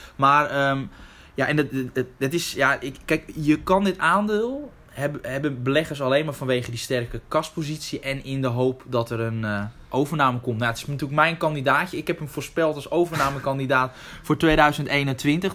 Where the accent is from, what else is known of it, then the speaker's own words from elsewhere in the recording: Netherlands; we zijn als Nederlanders